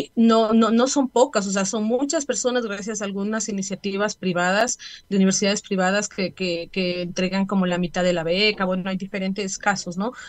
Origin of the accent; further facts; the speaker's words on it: Ecuador; como familias y como ecuatorianos